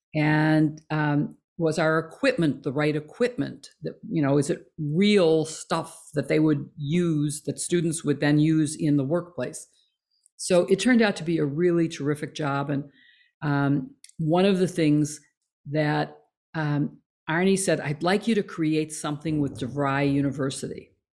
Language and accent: English; Chicago, Illinois, United States; also born or lived in Skokie, Illinois / Champaign, Illinois; I grew up in Chicago. I was born on the north side, uh, along the lakefront, and went to grade school in that neighborhood, and moved to Skokie when I started high school